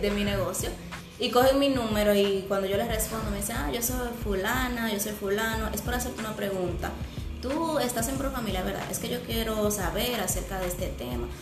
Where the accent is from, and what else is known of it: San Francisco de Macorís, Duarte, Dominican Republic